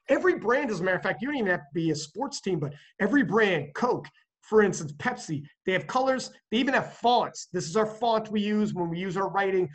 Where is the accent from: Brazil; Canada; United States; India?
Canada; I'm from Canada